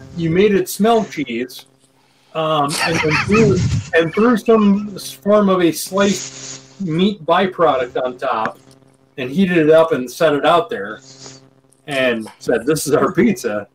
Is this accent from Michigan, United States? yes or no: no; Minnesota, United States; Born and raised in Minnesota